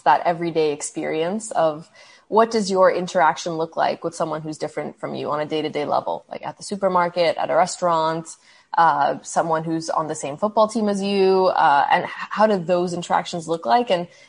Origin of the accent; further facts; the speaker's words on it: Egypt; also born or lived in Saudi Arabia / Canada; Then I had moved back to Saudi Arabia, and I would tell people I'm Egyptian Canadian.